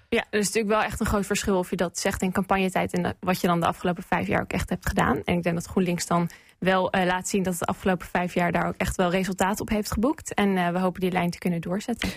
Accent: northern Netherlands, Netherlands; moved away as an adult; now in London, United Kingdom; Ik ben opgegroeid in Noord-Nederland, maar ik woon nu alweer bijna drie jaar in Londen.

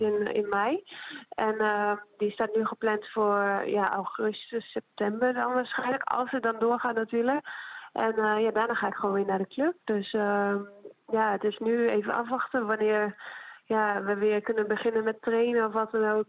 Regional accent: Netherlands; moved away as an adult; also born or lived in Italy; naar mijn thuisland wil keren

